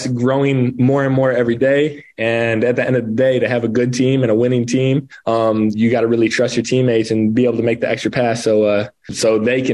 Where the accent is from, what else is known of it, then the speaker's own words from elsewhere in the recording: Savannah, New York, United States; moved away as an adult; also born or lived in Seneca Falls, New York; now in Provo, United States; I grew up in Savannah, New York. That's my hometown.